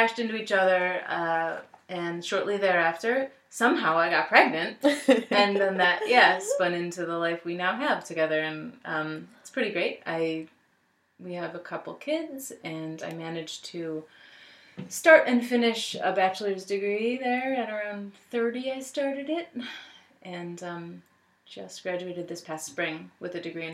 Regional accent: Buffalo, New York, United States; I am born and raised in Buffalo

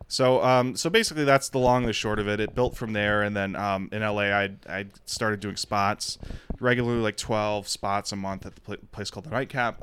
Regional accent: Detroit, Michigan, United States; moved away as an adult; also born or lived in Austin / Los Angeles / New York City; Born and raised in Detroit, so alcoholism was around my enti-, my family my entire life

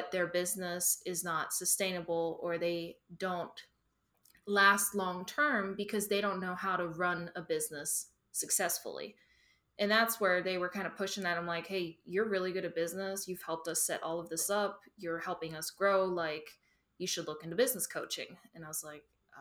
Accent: Germany; moved away as an adult; also born or lived in Duncan, South Carolina; now in United States; I'm originally from Germany. I worked in corporate after high school

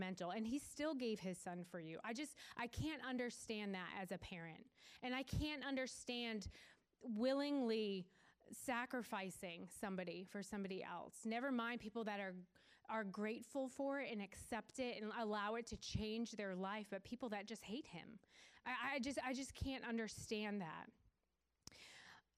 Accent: Weymouth, Massachusetts, United States; So we lived south of Boston. I'm from Weymouth

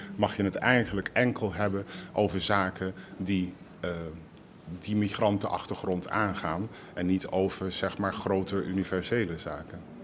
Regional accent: Rotterdam, South Holland, Netherlands; Ik kom uit Rotterdam. Sterker nog, ik kom uit Rotterdam-West

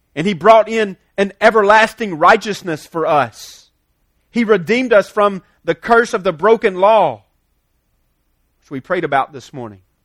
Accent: United States; we're American, because we live here in some level of comfortableness

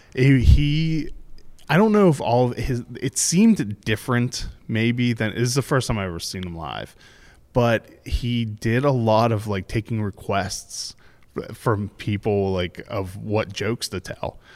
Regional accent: Pittsburgh, Pennsylvania, United States; I'm from Pittsburgh

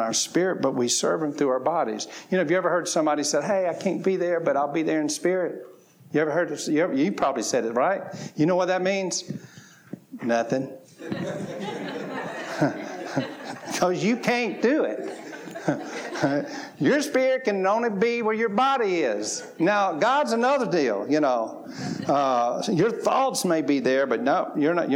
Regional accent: the South, United States; I grew up in the South, and I grew up on fried chicken, collard greens, cornbread, and all that kind of stuff

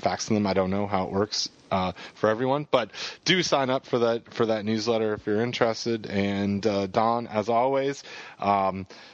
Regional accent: Canada; I have a Canadian passport

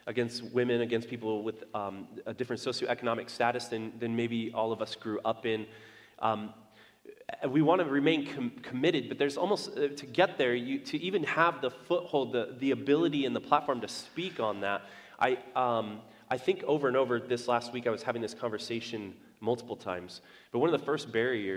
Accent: United States; I was born in America. I was raised in America

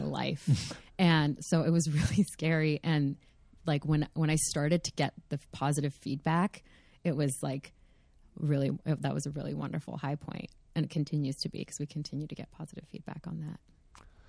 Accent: California, United States; also born or lived in Los Angeles; I did happen to be born and raised in California, you know, like, I did, I do happen to live in L A.

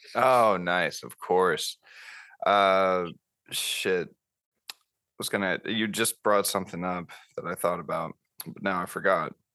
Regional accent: Florida, United States; moved away as an adult; also born or lived in California / Memphis, Tennessee; now in Knoxville, United States; I grew up in Florida

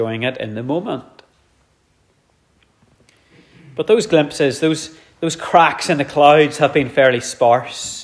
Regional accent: Dromore, Northern Ireland, United Kingdom; growing up in Dromore, I was in the Scouts

